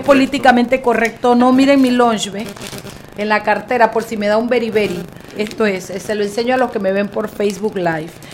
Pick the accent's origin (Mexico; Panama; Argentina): Panama; Chiriquí; soy yo de Chiriquí